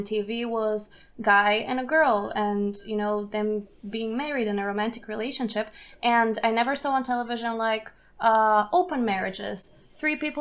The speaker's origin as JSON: {"language": "English", "country": "Bulgaria", "tie": "born or raised there", "moved": "yes", "lives_now": "Germany", "said": "I grew up in Bulgaria"}